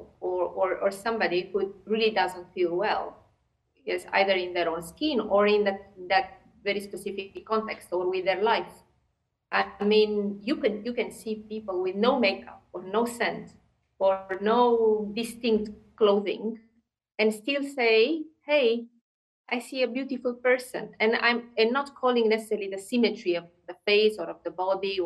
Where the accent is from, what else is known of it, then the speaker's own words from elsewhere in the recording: Romania; moved away as an adult; also born or lived in United States / Turkey / Moscow, Russia / Serbia; I'm originally from Romania, although in the last 20 years I lived in many countries